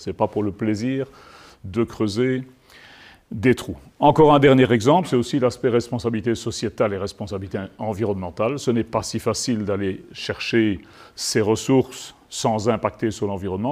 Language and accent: French; Liège, Wallonia, Belgium; je suis liégeois